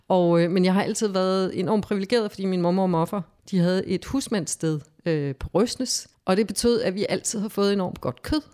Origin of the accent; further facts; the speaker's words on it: Havrebjerg, Zealand, Denmark; moved away as an adult; also born or lived in Slagelse / Blæsinge / United States; Jeg boede i sådan en lille landsby, der hed Havrebjerg, 12 km uden for Slagelse, og der boede vi så øh, indtil jeg blev konfirmeret